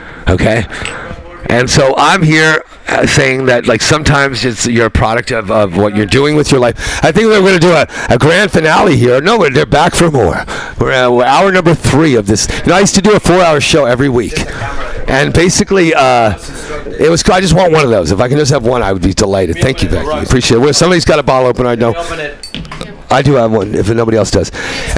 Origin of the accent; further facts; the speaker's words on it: New York, United States; there's this whole other world I knew that was much more tribal than the city I knew growing up in New York and the Bronx.